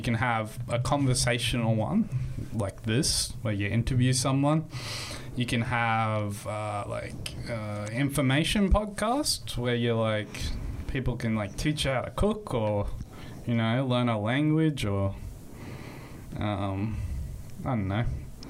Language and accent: English; Sunshine Coast, Queensland, Australia; born or raised there; also born or lived in Toowoomba, Queensland